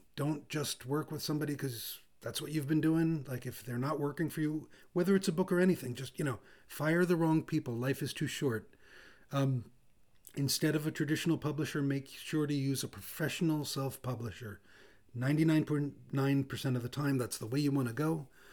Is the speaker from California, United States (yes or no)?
no; New York City, New York, United States; I'm from Brooklyn